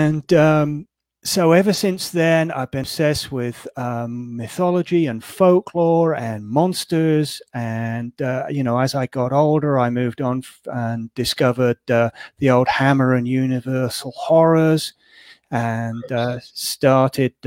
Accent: England, United Kingdom; moved away as an adult; I was born in England and spent the first half of my life there.

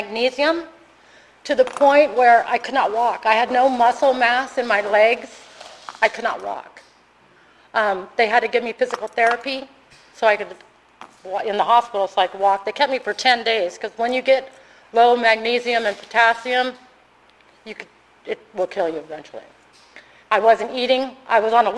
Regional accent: California, United States; moved away as an adult; now in Arizona, United States; I'm originally from California

